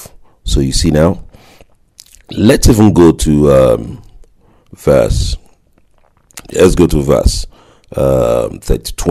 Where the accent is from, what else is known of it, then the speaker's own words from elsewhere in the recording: Nigeria; growing up in Nigeria